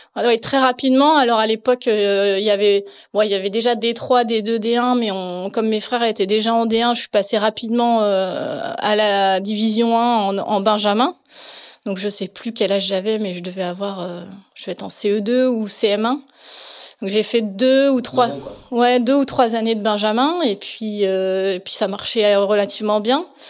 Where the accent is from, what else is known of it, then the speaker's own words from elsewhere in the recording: Plouguerneau, Brittany, France; je suis née à Plouguerneau, donc c'est un petit tout petit peu au nord de la Euh, mes parents étaient professeurs à Brest et du coup, on habitait à Plouguerneau quand je suis née